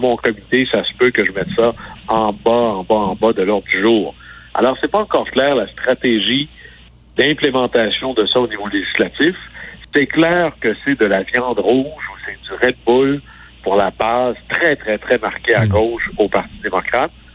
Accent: Quebec, Canada; moved away; toi et moi, on vient du Saguenay-Lac-Saint-Jean.

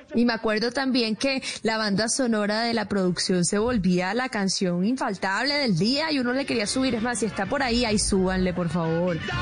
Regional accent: Barranquilla, Atlántico, Colombia; accent: Caribbean; now in Bogotá, Colombia; de Barranquilla, que también me acogió Bogotá hace 10 años

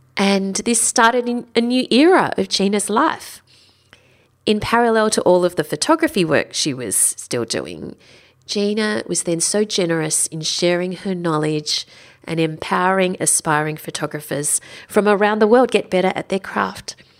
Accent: Sydney, New South Wales, Australia; I'm from Sydney

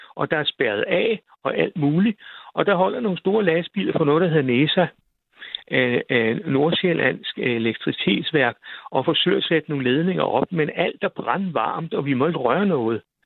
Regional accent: near Roskilde, Zealand, Denmark; Jeg kommer fra en lille landsby uden ved siden af Roskilde

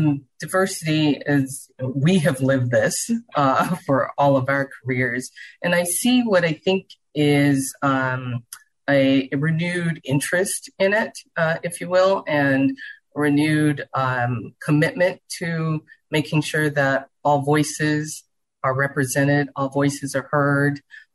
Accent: Charleston, South Carolina, United States; now in Houston, United States; Well, I grew up in the South. I grew up in Charleston, South Carolina, and I am one of five children that my parents had.

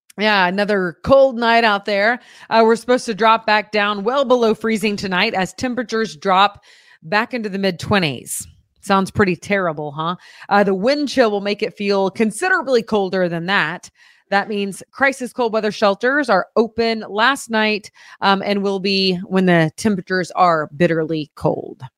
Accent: Oklahoma, United States; now in Missouri, United States; I come from Oklahoma

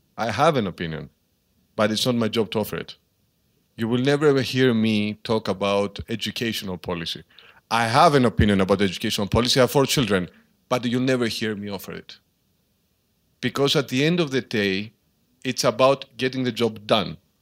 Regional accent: Karpenisi, Central Greece, Greece; moved away as an adult; now in Athens, Greece; I began as a small town mayor in my hometown of Carpenici, which is high up in the mountains in central Greece.

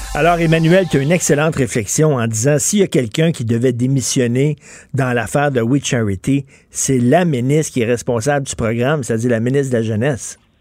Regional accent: Montreal, Quebec, Canada

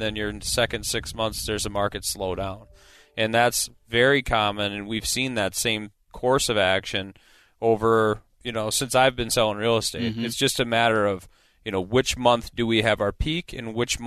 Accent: Eagan, Minnesota, United States; the own town I grew up in Eagan, Minnesota

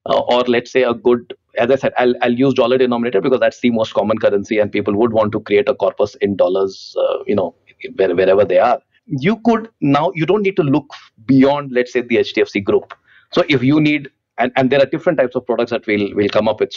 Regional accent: India; as an Indian

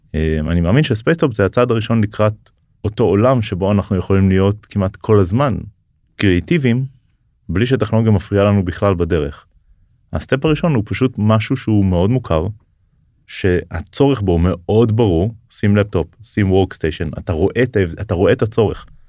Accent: Israel; בתור ישראלי

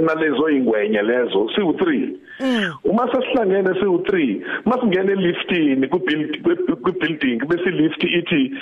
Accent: Fort Beaufort, Eastern Cape, South Africa; also born or lived in Butterworth; Mina ngizalelwe phecelezi eBhofolo which is 5 minutes drive from from Alice lapho kune kune University of Fort Hare

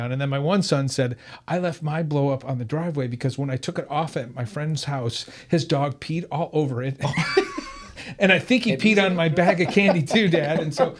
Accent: Michigan, United States; now in San Diego, United States; I grew up in Michigan.

